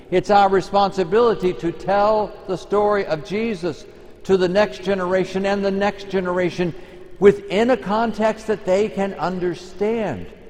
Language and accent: English; Texas, United States; I come from Texas